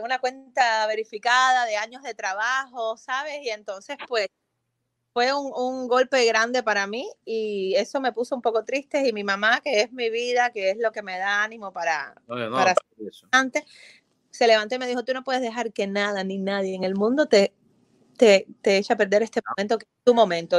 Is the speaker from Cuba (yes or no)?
yes; Cuba; now in Fort Lauderdale, United States; a mí como diseñadora cubana